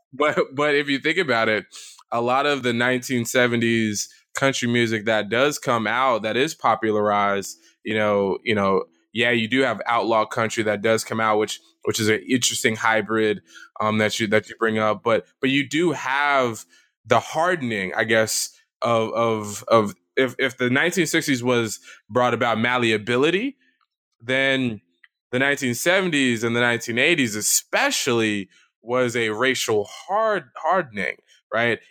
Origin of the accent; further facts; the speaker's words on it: the American South, United States; as a Southerner